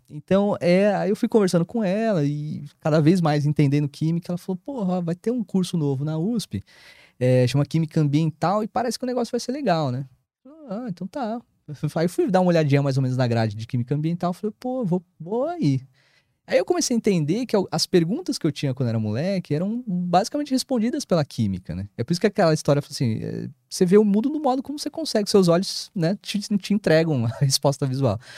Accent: São Bernardo do Campo, São Paulo, Brazil; eu sou de São Bernardo.

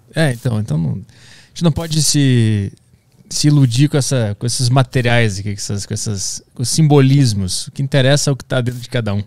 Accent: Porto Alegre, Rio Grande do Sul, Brazil; Eu sou de Porto Alegre

